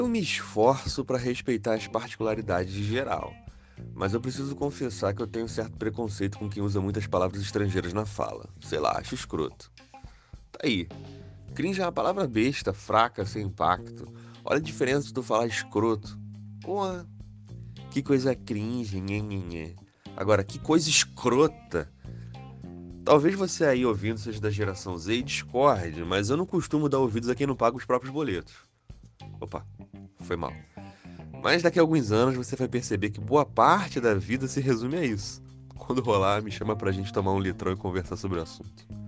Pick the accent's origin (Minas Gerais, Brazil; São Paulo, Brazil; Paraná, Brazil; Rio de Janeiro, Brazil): Rio de Janeiro, Brazil; eu sou carioca